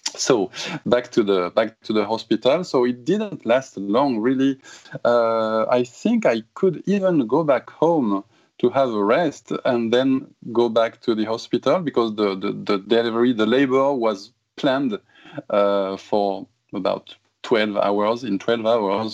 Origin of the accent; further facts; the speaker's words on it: Toulouse, Occitania, France; English is a second language; moved away as an adult; now in Japan; Toulouse, my hometown in south of France